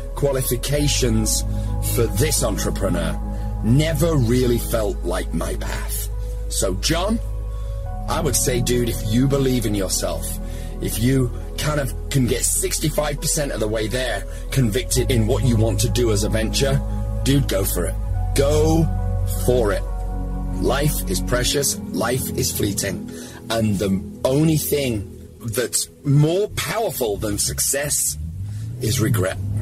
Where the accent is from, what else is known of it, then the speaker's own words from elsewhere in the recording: United Kingdom; now in Los Angeles, United States; I'm British living